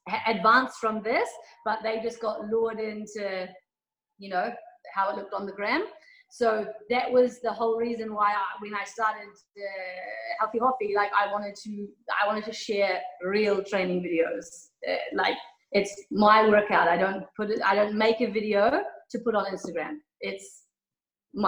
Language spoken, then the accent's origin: English; New Zealand; moved away as an adult; also born or lived in Kuwait; now in Abu Dhabi, United Arab Emirates; I'm from New Zealand. I've been living in the Middle East for 12 years, 1 year in Kuwait, and then 11 years in Abu Dhabi